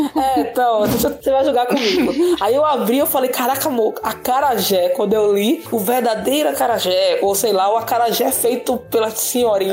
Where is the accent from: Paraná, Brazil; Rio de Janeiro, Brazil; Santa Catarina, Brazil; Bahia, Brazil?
Bahia, Brazil; also born or lived in Salvador; now in Americana, Brazil; eu nasci na Bahia